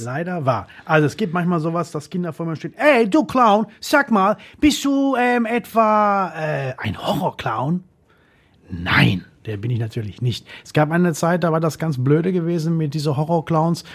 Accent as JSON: {"language": "German", "town": "Essen", "region": "North Rhine-Westphalia", "country": "Germany", "tie": "born or raised there", "said": "Ich wurde in Essen geboren, in Altenessen habe ich gewohnt und gelebt als Kind"}